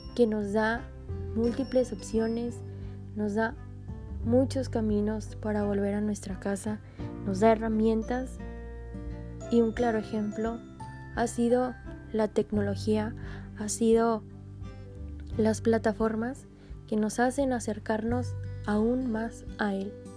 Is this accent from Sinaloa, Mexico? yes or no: no; Monterrey, Nuevo León, Mexico; soy originaria de Monterrey, Nuevo León